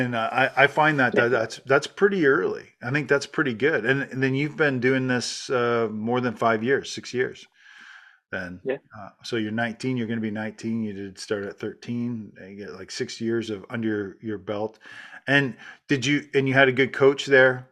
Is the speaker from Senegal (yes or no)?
no; Canada; now in United States; I'm Canadian, but I live in the US